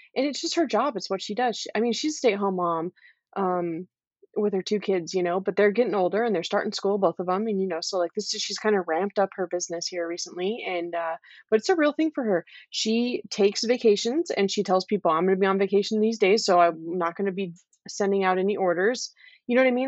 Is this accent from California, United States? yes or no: yes; California, United States; moved away as an adult; also born or lived in Okinawa; I'm from California. My whole family's in California. I'm just, like, a West Coast kind of person